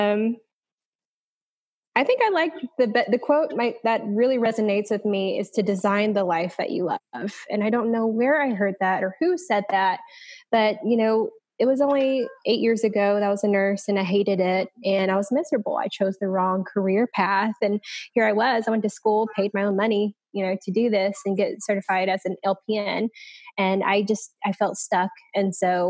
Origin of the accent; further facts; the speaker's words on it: Hattiesburg, Mississippi, United States; moved away as an adult; now in Destin, United States; I am from Hattiesburg, Mississippi, which is kind of like in the middle of nowhere, but I ended up in the Destin, Florida area through military